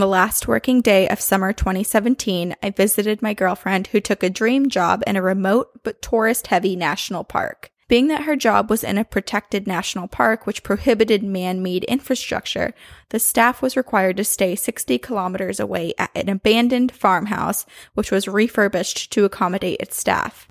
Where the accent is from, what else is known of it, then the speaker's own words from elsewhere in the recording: Boston, Massachusetts, United States; I'm from Boston